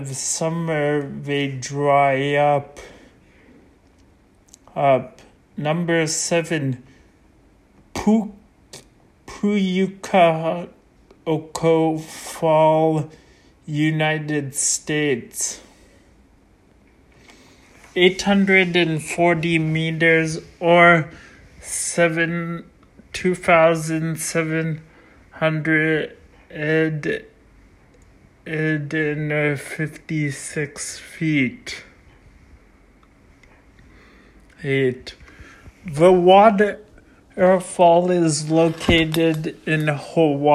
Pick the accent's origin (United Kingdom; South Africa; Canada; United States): Canada; Excuse my accent, I'm Canadian